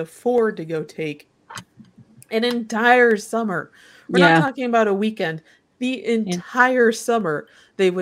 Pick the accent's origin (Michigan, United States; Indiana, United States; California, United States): Michigan, United States; Kalamazoo; I grew up around Kalamazoo, Michigan, which is where Kellogg is